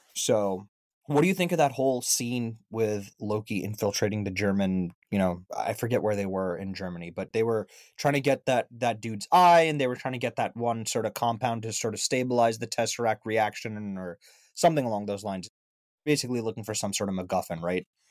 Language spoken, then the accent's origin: English; India; as an Indian